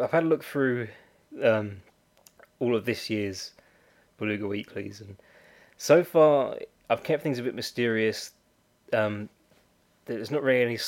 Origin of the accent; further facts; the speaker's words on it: United Kingdom; I'm a Brit